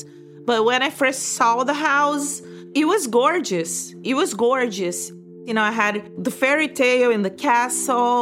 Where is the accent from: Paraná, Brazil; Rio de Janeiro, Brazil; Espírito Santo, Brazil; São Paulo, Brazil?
Rio de Janeiro, Brazil; moved away as an adult; now in United States; I'm from Rio de Janeiro.